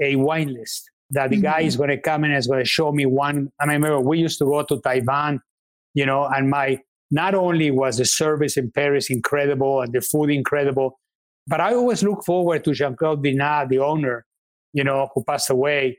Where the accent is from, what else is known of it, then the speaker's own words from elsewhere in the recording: Mexico; moved away; I'm Mexican. I was born in Mexico, and I love Mexican food